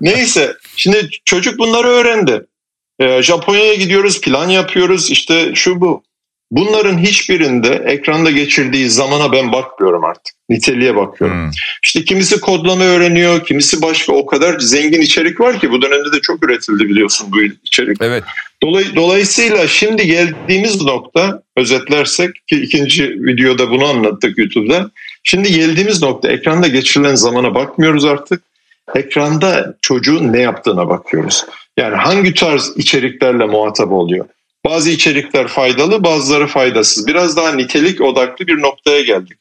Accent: Turkey; Yani ben köylü çocuğum. Köyde yetiştim 18 yaşına kadar

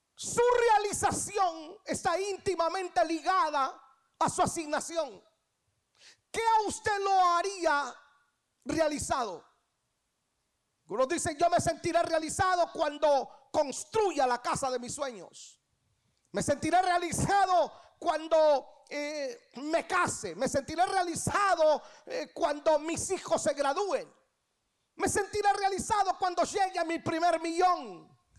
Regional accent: Guatemala; now in Atlanta, United States; Yo nací en Guatemala un 12 de septiembre de 1900

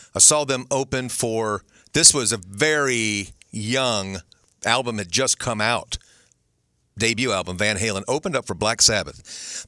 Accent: Jacksonville, Florida, United States; I grew up here in Jacksonville

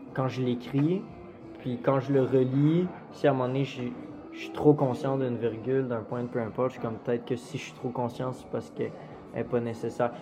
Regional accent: Quebec City, Quebec, Canada; moved away as an adult; now in Montreal, Canada; je viens de Québec

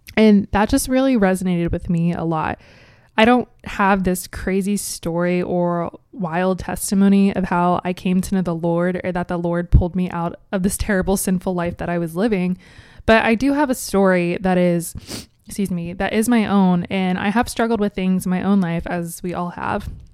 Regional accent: Cincinnati, Ohio, United States; moved away as an adult; now in Columbus, United States; born and raised in Cincinnati, Ohio

